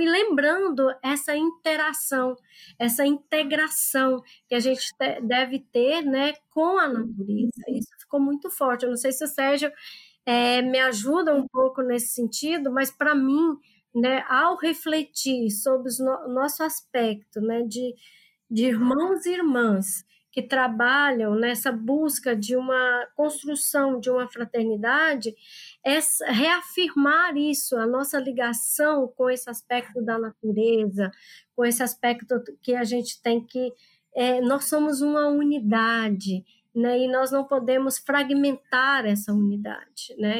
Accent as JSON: {"language": "Portuguese", "region": "Goiás", "country": "Brazil", "moved": "as an adult", "lives_now": "Pará, Brazil", "said": "eu sou aqui do, do estado de Goiás e atualmente eu estou trabalhando no estado do Pará"}